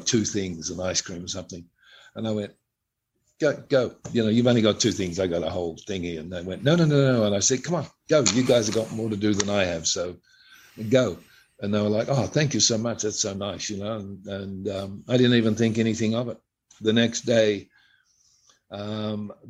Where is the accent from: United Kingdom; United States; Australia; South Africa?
Australia; I'm an Australian